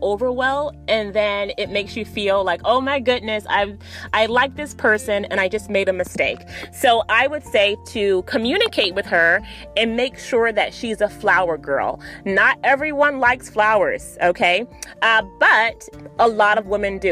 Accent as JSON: {"language": "English", "town": "Miami Gardens", "region": "Florida", "country": "United States", "tie": "born or raised there", "said": "Miami, Florida is my hometown, guys. For anyone who doesn't know, I'm from Miami, Florida, specifically Miami Gardens, Florida"}